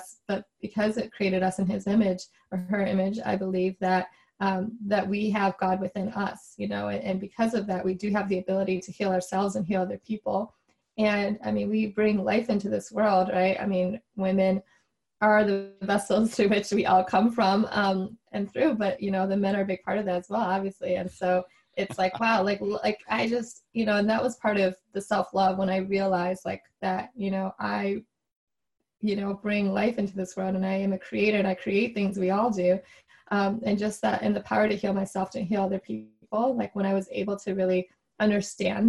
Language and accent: English; Chicago, Illinois, United States; my parents immigrated from Taiwan and they came over, you know, for grad school. And then I grew up in Chicago